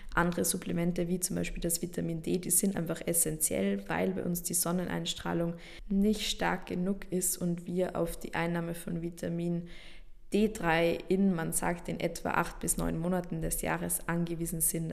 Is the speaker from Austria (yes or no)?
yes; Austria; bei uns in Österreich